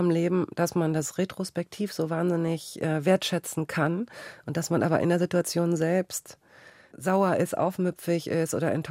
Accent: Flensburg, Schleswig-Holstein, Germany; Ich komme aus Handball. Flensburg, da ah, ja, okay.

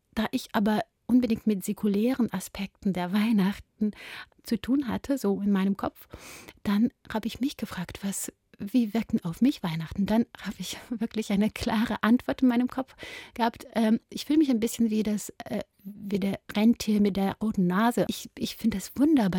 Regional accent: Ukraine; moved away; bin ich eine Ukrainerin, bin ich eine Judin

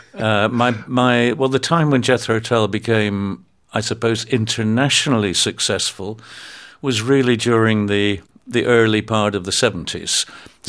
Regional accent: United Kingdom

